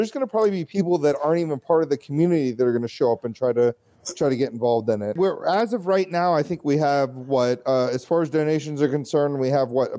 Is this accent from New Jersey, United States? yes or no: no; Georgia, United States; I'm the only Georgia native from here.